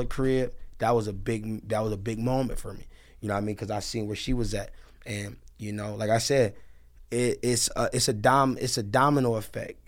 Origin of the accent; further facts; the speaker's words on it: Detroit, Michigan, United States; I'm from Detroit